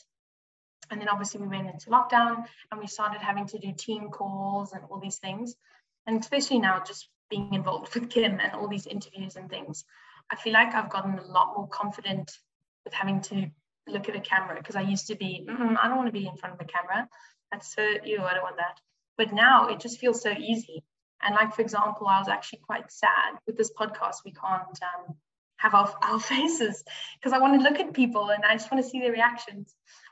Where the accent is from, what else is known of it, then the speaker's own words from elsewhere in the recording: Midrand, Gauteng, South Africa; moved away as an adult; now in Stellenbosch, South Africa; I'm from Joburg, Midrand, Gauteng. And so I'm obviously studying in Stellenbosch.